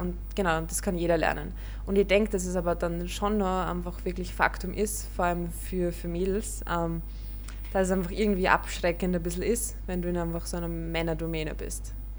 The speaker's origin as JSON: {"language": "German", "region": "Vienna", "country": "Austria", "said": "bei uns in Wien oder in Österreich"}